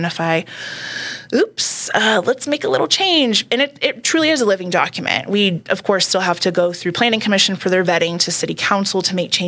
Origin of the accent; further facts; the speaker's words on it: Texas, United States; moved away as an adult; now in Colorado Springs, United States; I'm from Texas.